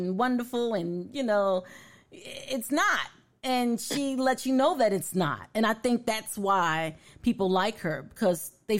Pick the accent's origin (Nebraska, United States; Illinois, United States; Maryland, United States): Illinois, United States; Chicago; I'm from Chicago